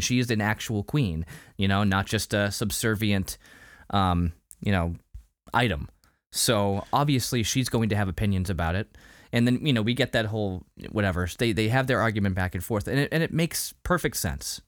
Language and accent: English; Salem, Massachusetts, United States; also born or lived in Lynn, Massachusetts; I grew up near Salem. Uh, I, I mean, I was born in Salem